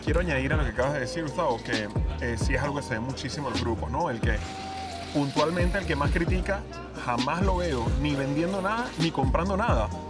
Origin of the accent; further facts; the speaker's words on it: Venezuela; now in Spain; yo ya eh, como venezolano, con más de la mitad de mi vida fuera de, Venezuela, porque yo llevo ya más años vivido fuera de Venezuela que dentro de Venezuela